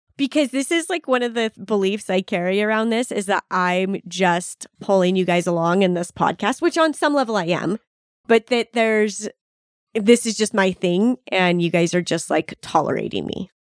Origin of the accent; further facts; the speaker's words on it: Boise, Idaho, United States; We're from Boise.